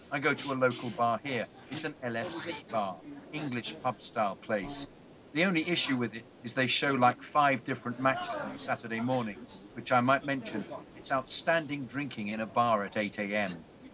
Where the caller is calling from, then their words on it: Philadelphia, Pennsylvania, United States; especially since I'm from Philadelphia, where the 76ers have tanked for years